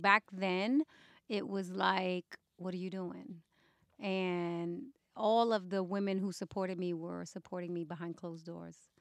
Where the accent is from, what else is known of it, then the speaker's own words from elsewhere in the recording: New York City, New York, United States; moved away; I grew up in the Bronx